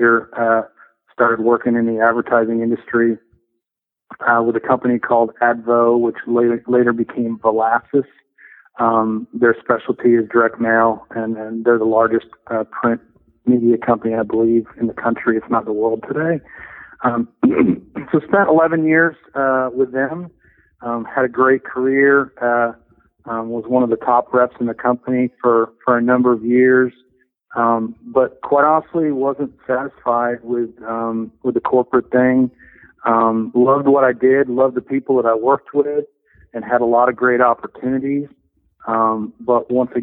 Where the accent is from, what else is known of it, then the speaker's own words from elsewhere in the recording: Chicago, Illinois, United States; I grew up in the Chicago area